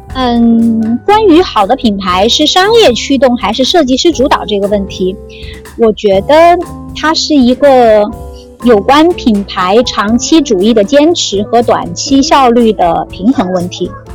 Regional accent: Sichuan, China; moved away as an adult; also born or lived in Chengdu / Hong Kong; now in Shanghai, China; 我本来是个四川人，然后我在成都，在上海工作过，后来又有一半的时间去了香港，在香港工作了五年

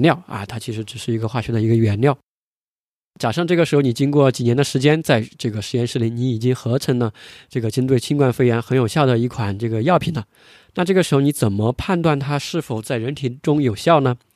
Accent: China; 我们是中国人

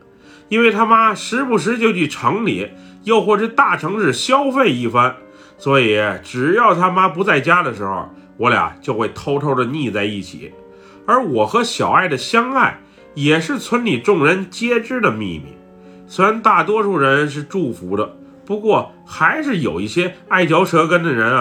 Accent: Buriram, Thailand; 我从小是在泰国东北部的乌里兰府长大的。以前我们这个地方在泰国来讲不是很出名

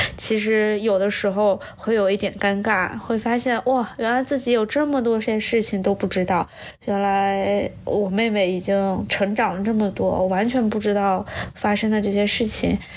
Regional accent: Nanjing, Jiangsu, China; now in United States; 我是南京人

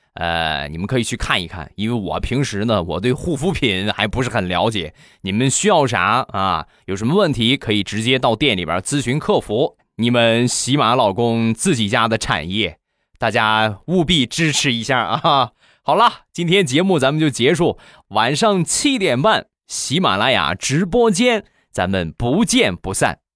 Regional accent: Rizhao, Shandong, China; 在山东，在我的家乡日照

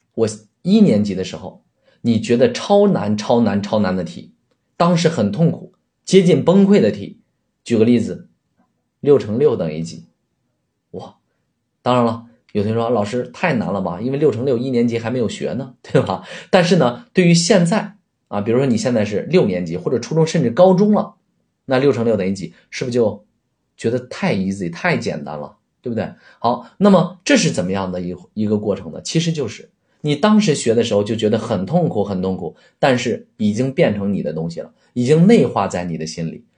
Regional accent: China; 我们都是中国人，啊，都在说汉语

